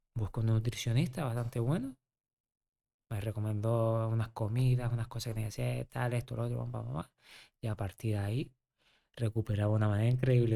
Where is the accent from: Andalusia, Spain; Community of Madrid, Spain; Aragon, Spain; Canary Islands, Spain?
Canary Islands, Spain; Yo, que soy canario, estuve 10 años.